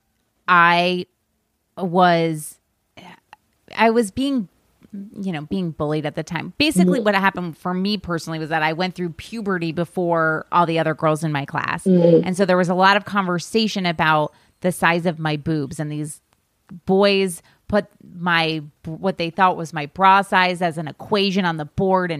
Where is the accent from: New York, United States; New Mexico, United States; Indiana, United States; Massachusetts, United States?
New York, United States; a small town 45 minutes from Albany; we drove down to Albany, New York, which was 45 minutes from my hometown